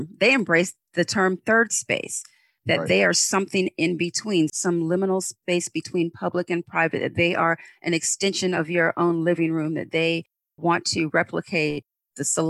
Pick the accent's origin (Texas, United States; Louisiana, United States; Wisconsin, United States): Louisiana, United States; New Orleans; moved away; I'm originally from New Orleans, Louisiana